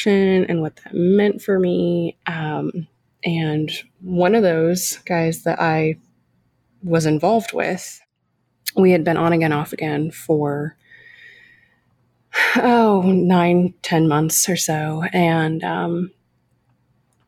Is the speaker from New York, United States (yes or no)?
no; California, United States; I grew up in California, granddaughter of immigrants